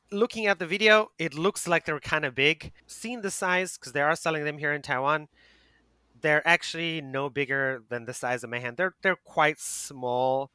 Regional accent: South Africa; now in Asia; my home country, South Africa

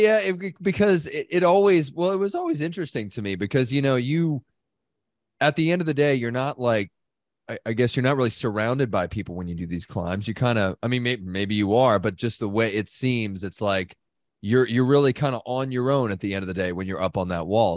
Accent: United States; as an American

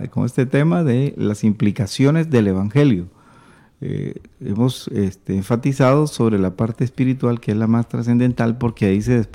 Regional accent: Costa Rica; now in Córdoba, Argentina; soy de Costa Rica, misionera en Córdoba, Argentina.

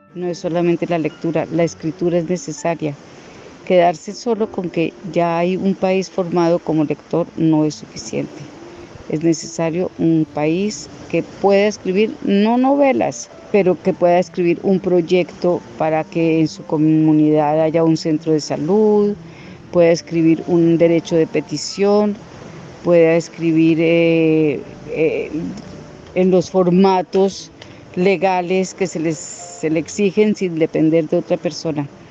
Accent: Colombia; escritora colombiana

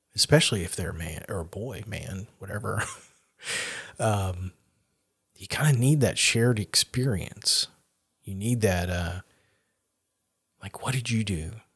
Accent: the South, United States; growing up in the South as a very aware of who I was, blonde-haired, blue-eyed, white boy

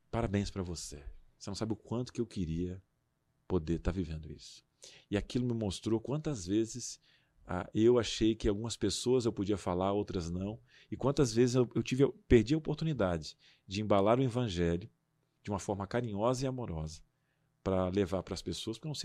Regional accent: Rio Grande do Sul, Brazil; moved away; Naquela época eu tinha um sotaque

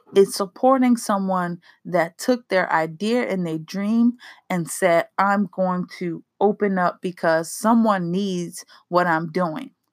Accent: East Coast, United States; I'm from the East Coast where there are so many soulful restaurants

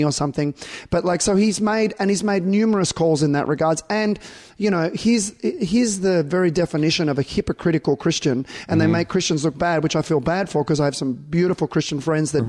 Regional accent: Australia; I'm not American being Australian

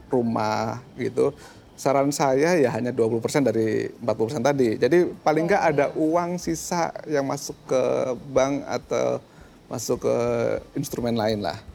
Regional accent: Magelang, Central Java, Indonesia; sangat berbeda pertumbuhan rumah di Jakarta sama pertumbuhan rumah di katakanlah di kota saya di Magelang

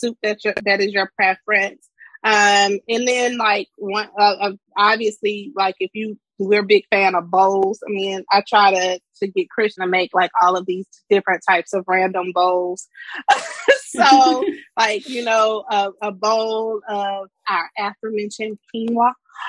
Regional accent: Cedar Bluff, Mississippi, United States; also born or lived in Houston, Texas; now in Washington, DC, United States; I'm from the country. I'm from Cedar Bluff, Mississippi

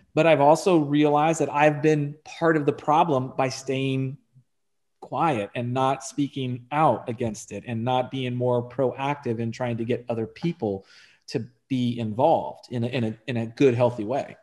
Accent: Texas, United States; moved away as an adult; also born or lived in Virginia / California / Arizona; I was born and raised here in Texas.

